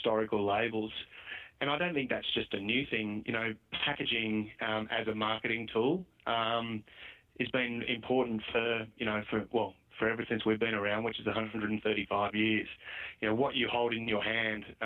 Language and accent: English; Queensland, Australia; as Queenslanders ourselves